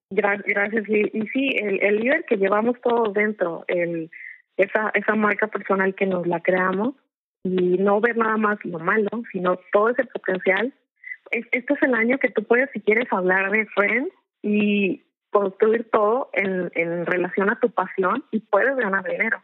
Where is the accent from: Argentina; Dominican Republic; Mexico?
Mexico; Como somos mexicanos